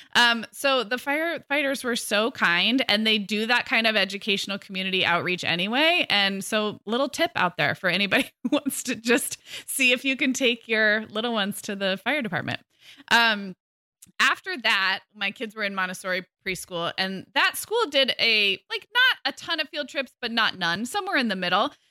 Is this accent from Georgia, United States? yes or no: no; Santa Barbara, California, United States; growing up in Santa Barbara, where I grew up and where I'm also raising my kids